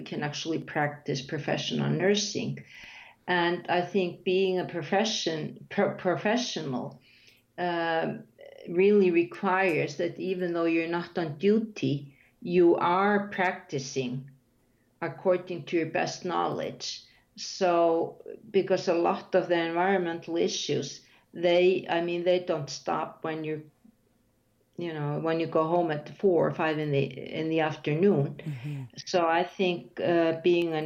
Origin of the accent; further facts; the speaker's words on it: Iceland; first language Icelandic; English is a second language